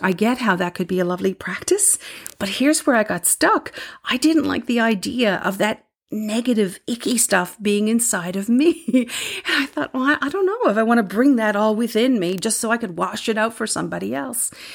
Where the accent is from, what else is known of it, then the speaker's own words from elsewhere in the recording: Newfoundland and Labrador, Canada; moved away; I'm from Newfoundland